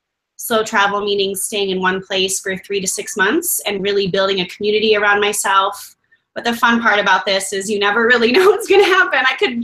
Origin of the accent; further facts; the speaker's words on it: Chicago, Illinois, United States; moved away as an adult; now in Medellin, Colombia; growing up in Chicago, there's a huge Latin population.